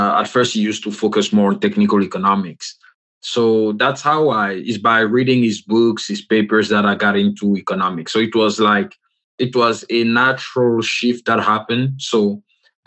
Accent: Côte d’Ivoire; moved away; I'm from the Republic of Cote d'Ivoire

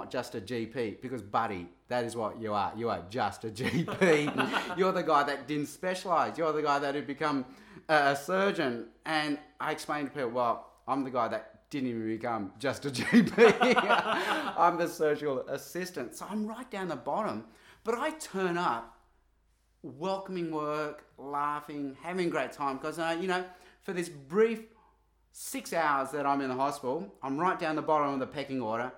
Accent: Australia; being Asian kids growing up in Australian schools

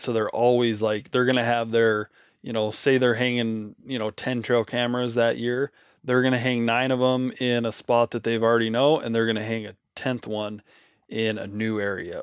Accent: Nevada, United States; Nevada, for example, my home state

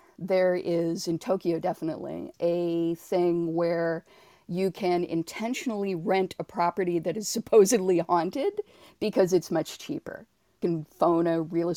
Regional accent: Toronto, Ontario, Canada; I was not born in Toronto, but I was raised in Toronto

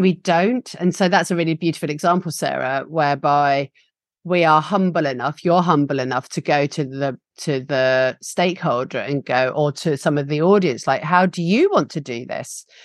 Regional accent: England, United Kingdom; accent: English; my English accent

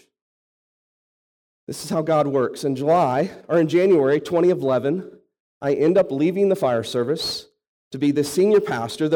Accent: St. Louis, Missouri, United States; moved away as an adult; also born or lived in Arkansas; I was born and raised in St. Louis, outside St. Louis

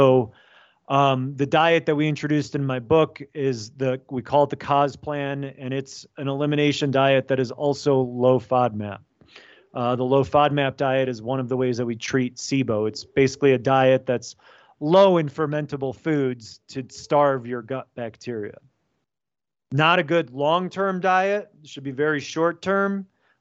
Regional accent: United States; my family's from Poland. My parents immigrated. I was born in America, but first generation American

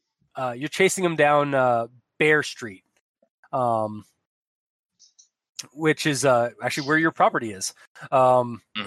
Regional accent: Chicago, Illinois, United States; I'm from Chicago. Goddamn it. which also has really, really strict gun laws.

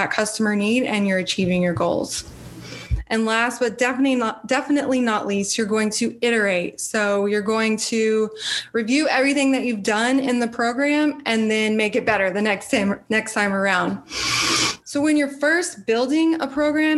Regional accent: Austin, Texas, United States; I'm from Austin, like I mentioned before, the live music capital of the world.

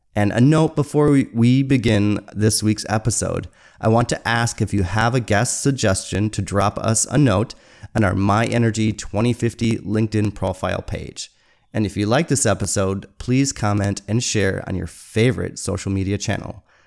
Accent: Michigan, United States; moved away; I'm from Michigan

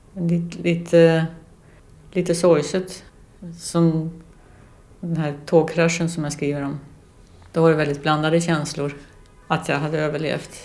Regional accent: Lidingö, Stockholm County, Sweden; now in Västerås, Sweden; över Lidingöbron tillbaks till, till ön där vi hade växt upp

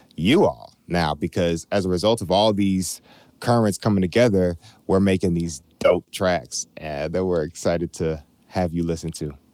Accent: Chicago, Illinois, United States; we're born and bred in Chicago

